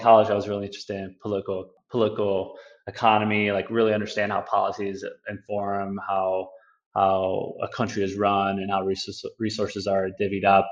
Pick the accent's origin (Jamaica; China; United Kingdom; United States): United States; Chicago, Illinois; born and raised in Chicago um, north side